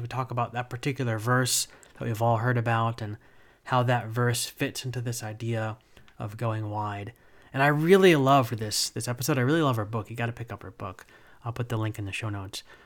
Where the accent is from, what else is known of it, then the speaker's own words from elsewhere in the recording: New Jersey, United States; now in Charlotte, United States; I grew up in New Jersey and, like, right outside of New York City